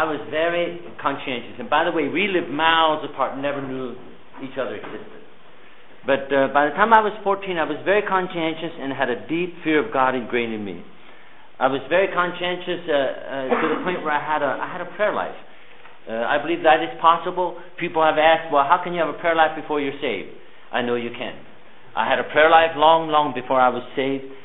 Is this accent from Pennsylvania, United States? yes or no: yes; Pennsylvania, United States; moved away; I was born and raised in an Amish home with 14 children back in Pennsylvania